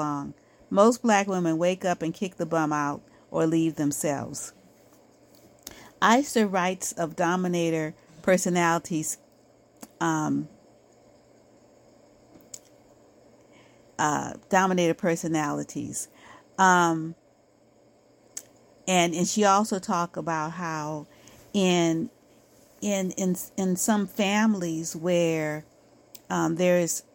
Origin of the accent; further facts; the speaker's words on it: United States; I am Black American